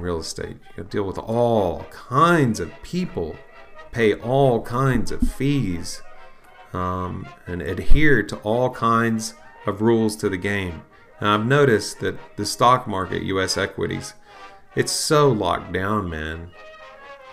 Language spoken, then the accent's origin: English; United States; also born or lived in Bible Belt, Southeastern United States; as an American